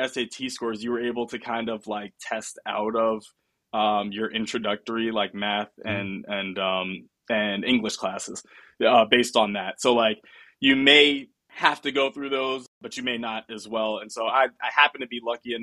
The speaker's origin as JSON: {"language": "English", "region": "New York", "country": "United States", "also_born_or_lived": "Pennsylvania / Florida", "moved": "as an adult", "lives_now": "Sunnyvale, United States", "said": "I'm from New York originally. So leaving school, I went back home"}